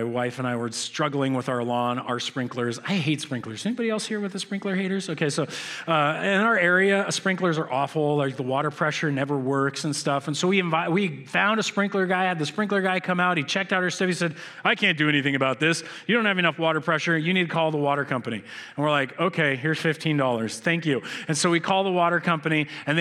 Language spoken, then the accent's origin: English; United States; I'm an American